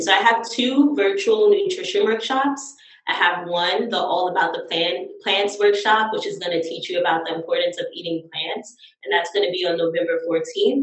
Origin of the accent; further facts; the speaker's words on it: the South, United States; I'm from the South